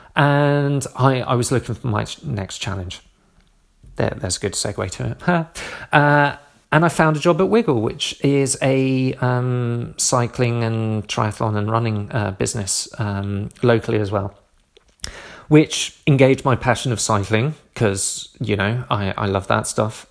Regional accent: Southampton, South East England, United Kingdom; moved away; moved down to Southampton, um, my hometown

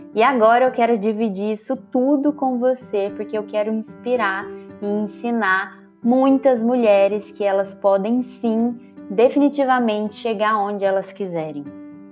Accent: Lavras, Minas Gerais, Brazil; eu sou do interior do estado de Minas Gerais, cidade de Lavras

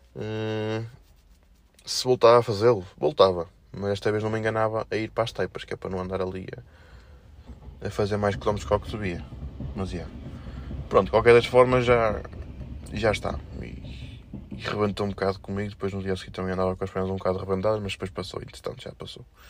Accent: Felgueiras, Norte, Portugal; accent: felgueirense; o meu sotaque mais felgueirense, mais aqui da zona

